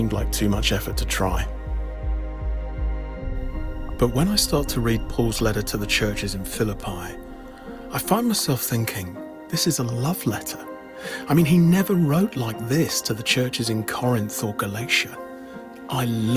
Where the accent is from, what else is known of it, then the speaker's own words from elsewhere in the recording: Epsom, South East England, United Kingdom; I grew up just outside London in a town called Epsom